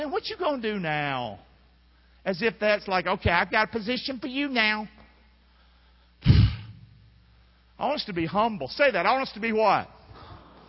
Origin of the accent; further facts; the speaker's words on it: Rockingham, North Carolina, United States; now in Englewood, Florida, United States; I'm from North Carolina